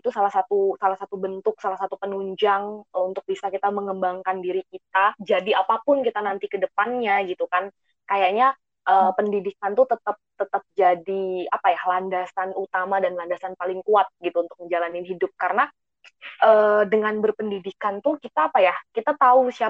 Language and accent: Indonesian; Kalimantan, Indonesia; Aku di divisi pendidikan. Aku asalnya dari Kalimantan